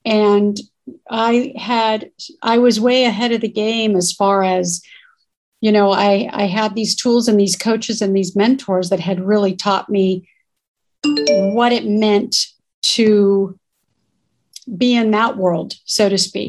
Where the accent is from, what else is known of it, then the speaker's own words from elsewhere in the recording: South Bay, Southern California, United States; also born or lived in North Hollywood; I'm born and raised in California. I'm a Southern California girl. Grew up in the South Bay area, which is Torrance, Manhattan Beach, and Hawthorne